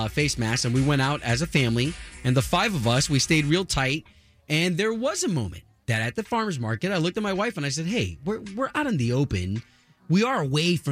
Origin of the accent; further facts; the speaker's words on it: New York, United States; moved away; I'm Puerto Rican from New York.